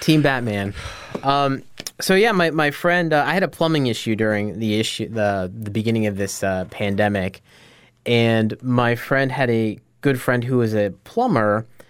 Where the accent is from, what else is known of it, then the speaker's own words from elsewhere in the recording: Scranton, Pennsylvania, United States; I'm from Scranton. I, I grew up there